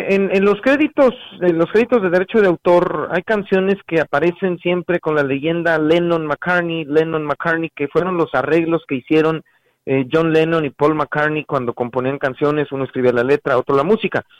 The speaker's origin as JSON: {"language": "Spanish", "town": "Ciudad Valles", "region": "San Luis Potosí", "country": "Mexico", "moved": "yes", "said": "Ciudad Valles, mi tierra adorada"}